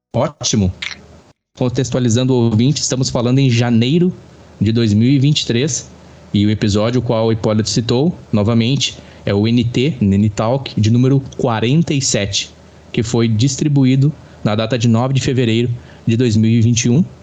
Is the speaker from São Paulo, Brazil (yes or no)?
no; Rio Grande do Sul, Brazil; sou brasileiro com muito orgulho de ser gaúcho. Gaúcho dos Pampas do Rio Grande do Sul.